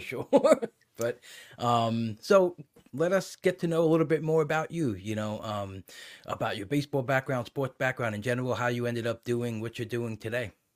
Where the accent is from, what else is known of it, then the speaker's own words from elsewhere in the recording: New York, United States; growing up in New York